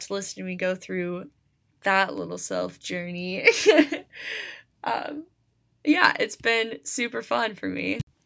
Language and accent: English; United States; I, I am an American, American history applies to me